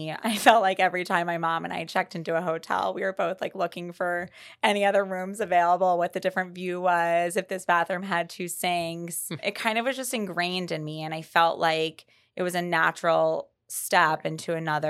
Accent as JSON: {"language": "English", "region": "Maryland", "country": "United States", "said": "We're both from Maryland."}